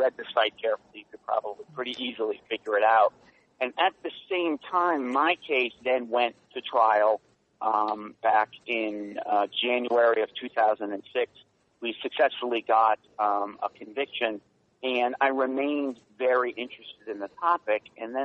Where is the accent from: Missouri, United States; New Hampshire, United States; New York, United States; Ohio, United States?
New York, United States; moved away as an adult; also born or lived in Washington, D.C.; I grew up in New York, right outside the city